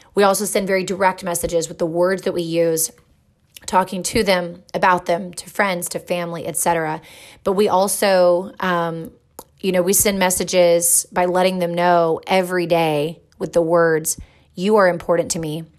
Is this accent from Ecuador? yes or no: no; England, United Kingdom; moved away; I grew up in England